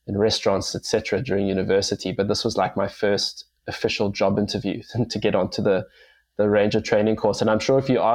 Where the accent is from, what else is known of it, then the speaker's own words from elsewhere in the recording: Cape Town, Western Cape, South Africa; Dan and I grew up together in Cape Town